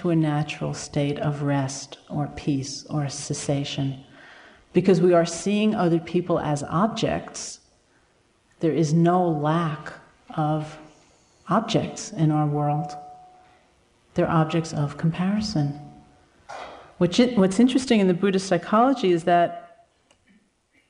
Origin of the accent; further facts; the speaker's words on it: United States; as an American